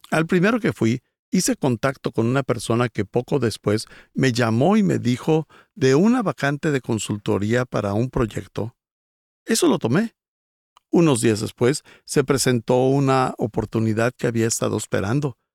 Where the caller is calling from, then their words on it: Mexico City, Mexico; Hola, pastor Rick. … soy de la Ciudad de México.